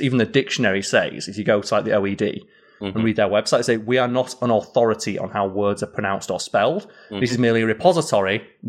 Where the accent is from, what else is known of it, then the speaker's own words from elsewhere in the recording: Yorkshire and the Humber, United Kingdom; accent: Yorkshire; it's something that I'm kind of disappointed in myself that my native Yorkshire accent has been tempered after so many years of having to tone it down for making content online.